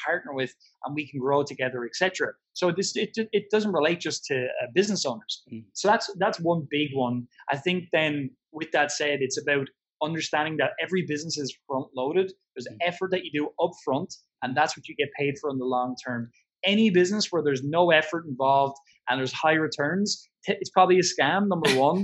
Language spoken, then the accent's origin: English; Ireland; I'm Irish